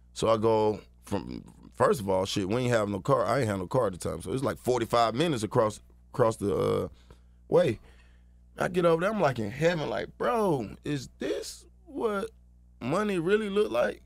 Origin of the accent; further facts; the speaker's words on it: Atlanta, Georgia, United States; I'm from Atlanta, Georgia